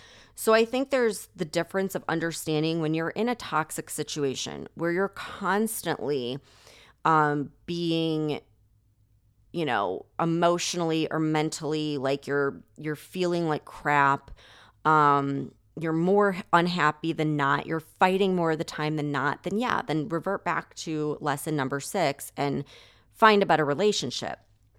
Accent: Chicago, Illinois, United States; So I grew up right outside of Chicago, and I never liked the energy there, ever.

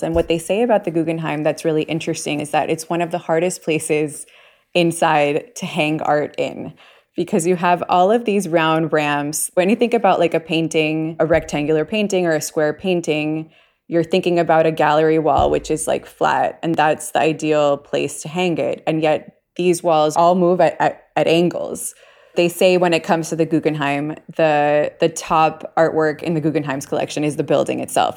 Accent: Puerto Rico; also born or lived in New York, United States / Bay Area, United States; now in Miami, United States; I was born in Puerto Rico

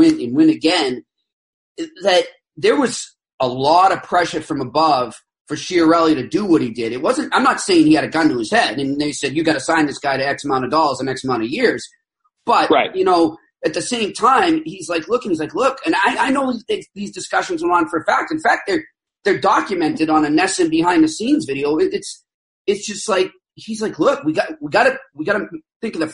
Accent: Boston, Massachusetts, United States; I'm 43. I grew up in Boston

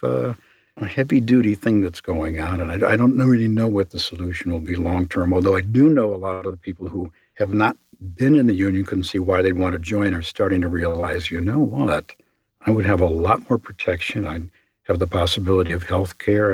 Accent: Chicago, Illinois, United States; I'm from Chicago

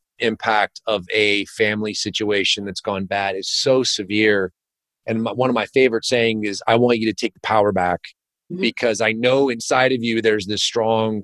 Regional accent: California, United States; now in Virginia, United States; my hometown in California

